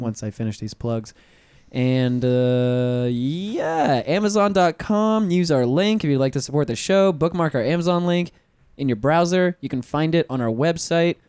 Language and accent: English; Pensacola, Florida, United States; I'm from Pensacola